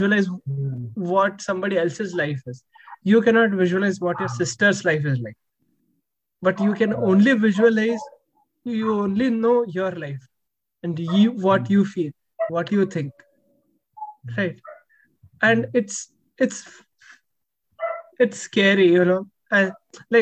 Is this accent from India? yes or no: yes; India; now in United States; when you're here as an Indian, it is like you carry that always